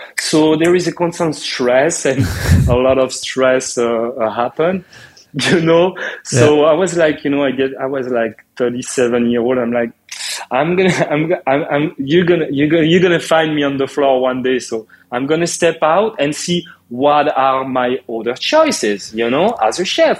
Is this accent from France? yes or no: yes; France; moved away as an adult; now in United States; when I come from France to America, I didn't know anyone.